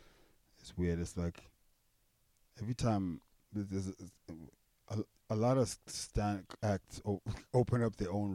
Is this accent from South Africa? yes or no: yes; Cape Town, Western Cape, South Africa; moved away; I am from Cape Town.